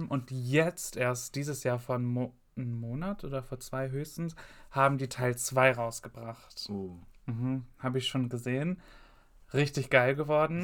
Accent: Gelsenkirchen, North Rhine-Westphalia, Germany; bei uns in Gelsenkirchen war Halloween nie so ein Ding

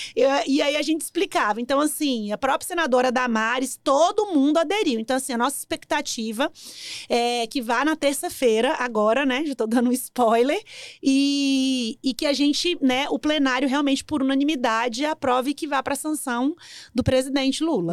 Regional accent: Brasília, Federal District, Brazil; Eu morava em Sobradinho, sou nascida aqui em Brasília, morava em Sobradinho, estudei no CEUB

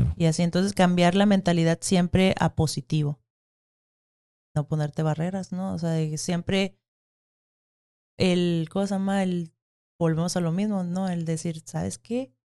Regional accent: Mexico; somos mexicanos

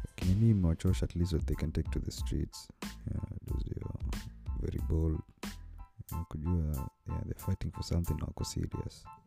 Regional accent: Kenya; mi ni mkenya

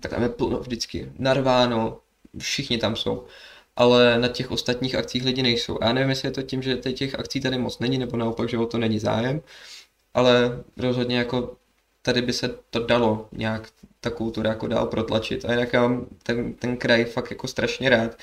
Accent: Sokolov, Karlovy Vary Region, Czechia; also born or lived in Kynšperk nad Ohří / Plzeň; já jsem z Kinšperka na to hří, ale hlavně jsem tady byl v Sokolově, že, že mám tu tátu, chodil jsem tu do školy a všechno takhle

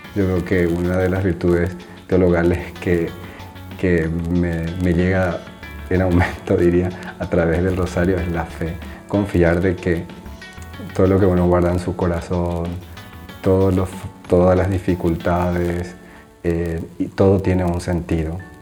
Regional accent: Paraguay; moved away as an adult; now in Rome, Italy; soy paraguayo, tengo 33 años, actualmente vivo en Roma

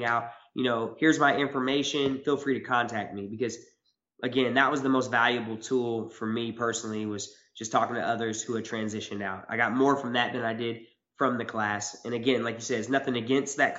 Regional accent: Joplin, Missouri, United States; moved away as an adult; also born or lived in Louisiana / Tokyo, Japan; now in Eugene, United States; I'm from Joplin, Missouri

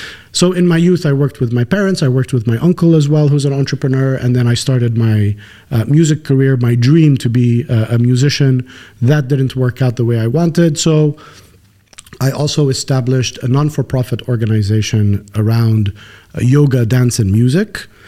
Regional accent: Kuwait; born there; From a very early age, I was born in Kuwait.

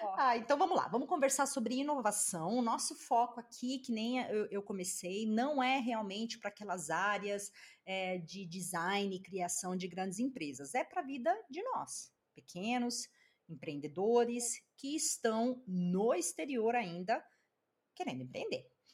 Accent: Brazil; moved away; nós que somos brasileiros, né, e que moramos no exterior

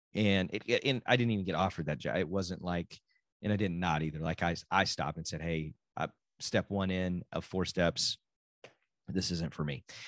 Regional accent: Texas, United States; also born or lived in Oklahoma; I am a Texan

